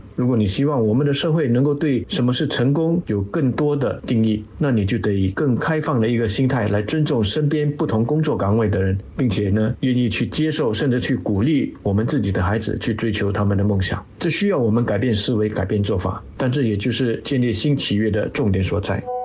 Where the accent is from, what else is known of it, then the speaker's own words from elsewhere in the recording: Singapore; 我们新加坡人的共同愿景